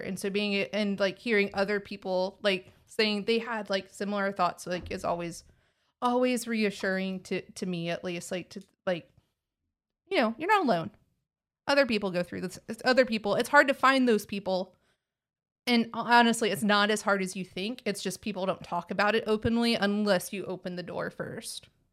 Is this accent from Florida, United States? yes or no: no; Texas, United States; accent: Texas; my Texas accent